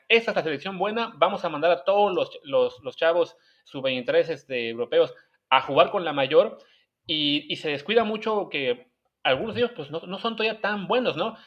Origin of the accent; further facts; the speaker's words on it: Mexico; en México de repente nos pasa